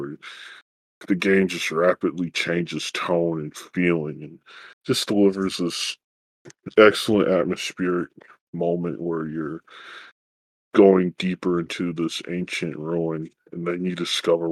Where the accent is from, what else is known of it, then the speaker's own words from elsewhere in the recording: United States; but at least for us as Americans, it's having something closer to home